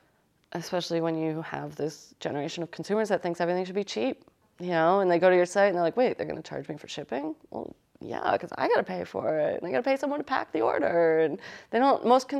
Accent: United States; And, you know, we're from Connecticut and New York, and it's easy to find people that are like us here

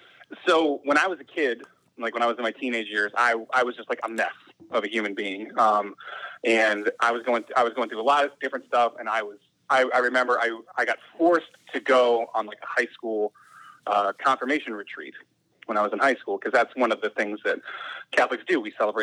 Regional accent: Tucson, Arizona, United States; moved away as an adult; now in Syracuse, United States; In Tucson. Born and raised in Tucson.

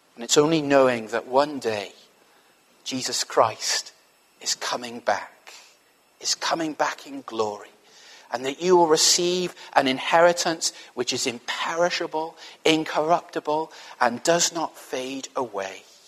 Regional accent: Wales, United Kingdom; I'm from Wales

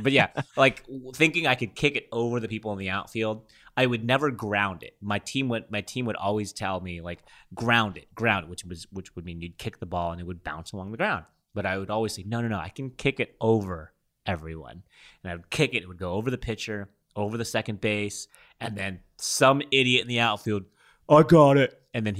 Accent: London, United Kingdom; I'm from London.

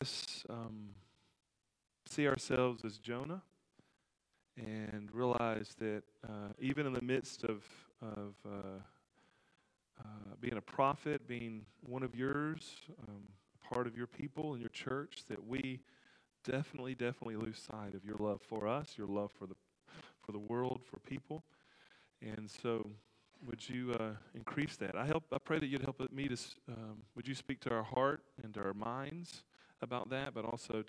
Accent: United States; I grew up on the Tennessee River

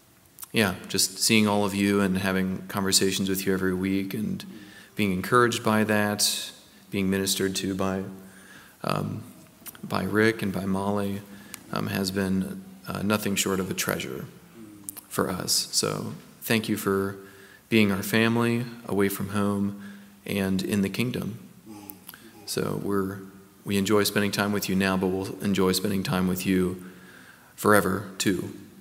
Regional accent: Ohio, United States; now in Minnesota, United States; Jenna's from Oregon, I'm from Ohio

